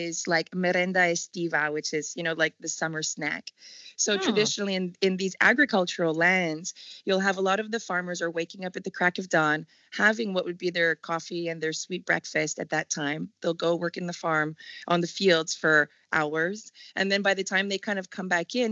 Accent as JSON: {"language": "English", "town": "Montreal", "region": "Quebec", "country": "Canada", "tie": "born or raised there", "also_born_or_lived": "Whistler, BC", "moved": "as an adult", "lives_now": "Modena, Italy", "said": "I'm born and raised in Montreal, Canada"}